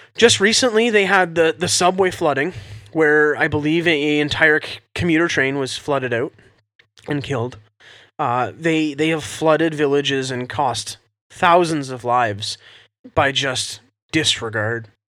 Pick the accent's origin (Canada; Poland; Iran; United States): Canada